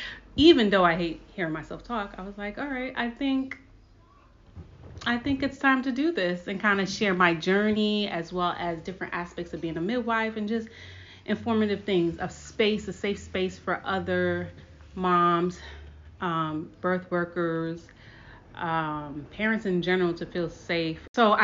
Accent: Brooklyn, New York, United States; So one thing about me is that I am from Brooklyn, New York. I am a child of Haitian and Dominican Republican parents. I don't speak Spanish, but I do speak Haitian Creole.

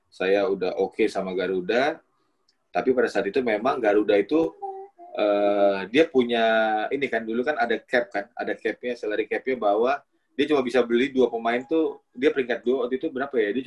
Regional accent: Batam, Riau Islands, Indonesia; now in Jakarta, Indonesia; dari zaman saya datang dari Batam ke

